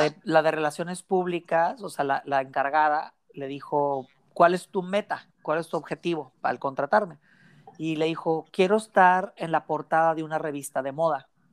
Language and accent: Spanish; Mexicali, Baja California, Mexico; tú y yo somos aquí de Mexicali